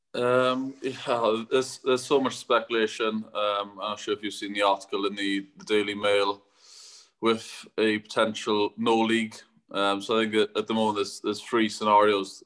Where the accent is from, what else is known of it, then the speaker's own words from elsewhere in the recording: Welsh, Wales, United Kingdom; announce myself as as Welsh